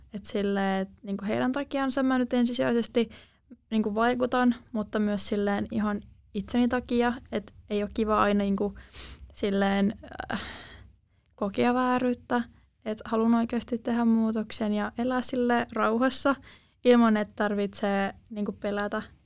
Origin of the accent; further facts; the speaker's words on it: Turku, Southwest Finland, Finland; tuun tuolta Turusta